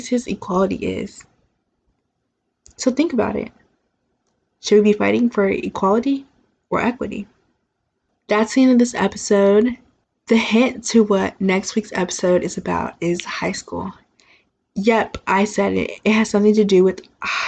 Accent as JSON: {"language": "English", "region": "Texas", "country": "United States", "said": "I'm from Texas"}